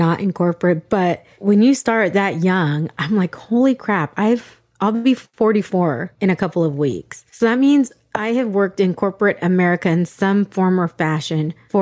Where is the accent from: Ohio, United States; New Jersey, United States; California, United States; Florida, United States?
California, United States; San Diego; So I'm in San Diego. I grew up in San Diego